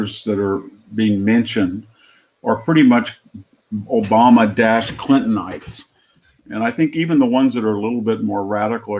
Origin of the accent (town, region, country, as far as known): California, United States; born or raised there